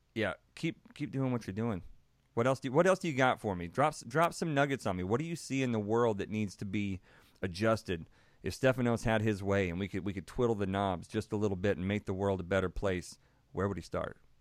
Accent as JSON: {"language": "English", "region": "Texas", "country": "United States", "tie": "born or raised there", "said": "born and raised in Texas"}